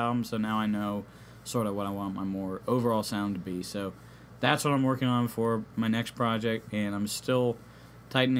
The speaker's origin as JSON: {"language": "English", "town": "Charlottesville", "region": "Virginia", "country": "United States", "tie": "born or raised there", "said": "growing up in Charlottesville"}